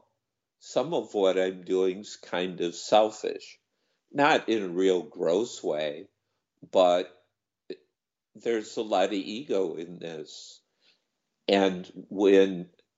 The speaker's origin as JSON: {"language": "English", "country": "United States", "tie": "born or raised there", "also_born_or_lived": "Thailand", "moved": "as an adult", "said": "this bizarre country I grew up"}